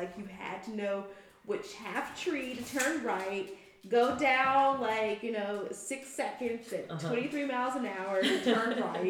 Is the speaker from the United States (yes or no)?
yes; the South, United States; I'm from the South